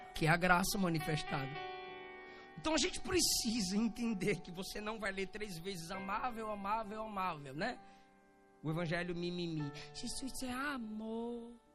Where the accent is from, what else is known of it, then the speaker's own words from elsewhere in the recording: Bahia, Brazil; eu sou baiano